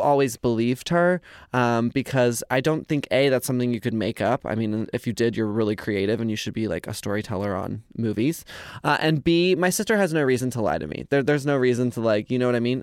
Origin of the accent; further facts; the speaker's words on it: Carrollton, Texas, United States; we were born and raised in Carrollton, Texas